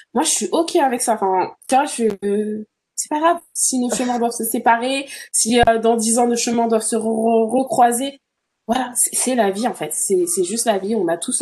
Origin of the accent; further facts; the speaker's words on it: France; moved away as an adult; now in Toronto, Canada; I'm from France